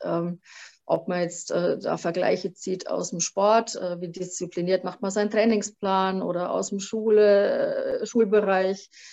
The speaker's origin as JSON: {"language": "German", "area": "Franconia", "region": "Bavaria", "country": "Germany", "also_born_or_lived": "Vogtland", "accent": "Franconian", "said": "wahrscheinlich hört man es dann auch ziemlich äh, schnell, dass ich eine Fränkin bin durch und durch"}